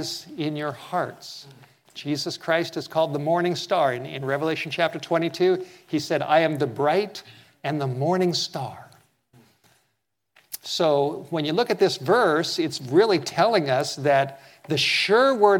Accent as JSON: {"language": "English", "town": "Los Angeles", "region": "California", "country": "United States", "tie": "born or raised there", "said": "I grew up in Southern California, and I've been in many earthquakes."}